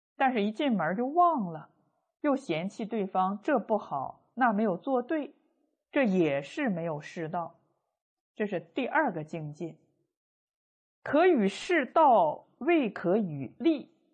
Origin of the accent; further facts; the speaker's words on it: China; 我们中国人